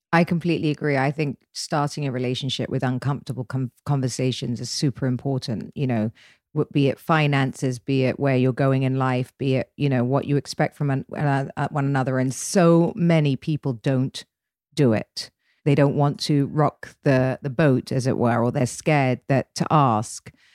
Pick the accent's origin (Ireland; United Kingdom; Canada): United Kingdom; England; being English